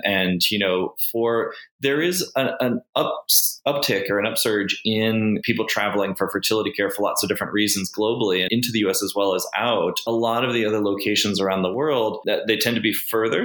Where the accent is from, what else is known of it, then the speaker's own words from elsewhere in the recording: United States; now in Cayman Islands; an American fertility specialist